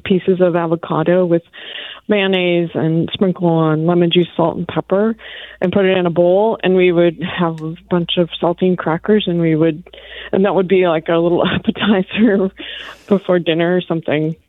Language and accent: English; Northern California, United States; we grew up here in Northern California